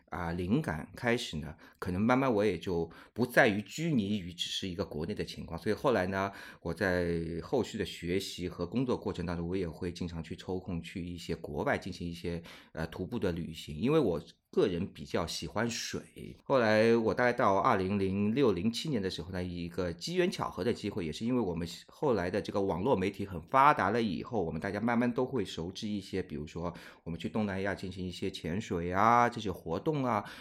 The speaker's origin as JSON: {"language": "Chinese", "country": "China", "said": "我们中国人传统的状态是过春节是需要家里面团聚的"}